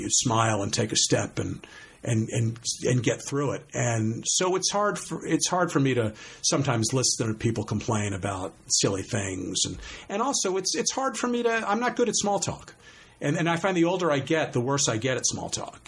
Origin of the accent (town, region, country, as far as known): suburbs along the Bronx River, New York, United States; born or raised there